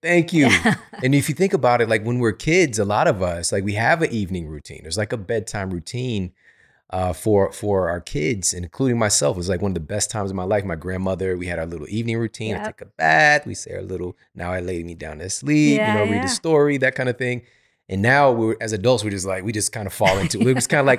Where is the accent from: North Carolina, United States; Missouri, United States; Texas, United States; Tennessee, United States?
Missouri, United States; St. Louis; because I'm from Missouri, from St. Louis, same thing.